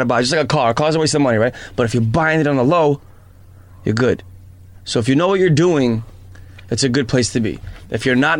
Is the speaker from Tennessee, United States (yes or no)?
no; New York City, New York, United States; I started off in Forest Hills, and mm-hmm. then ended up in Fresh Meadows, played around in Bayside, and now Jamaica Estates.